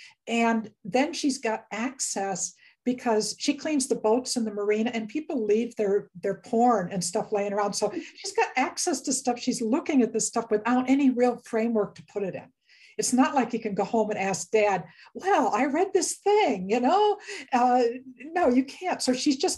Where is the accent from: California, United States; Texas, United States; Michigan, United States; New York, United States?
New York, United States; Western New York State, United States; I grew up in Western New York State, and we lived out in the country and farm country, dairy country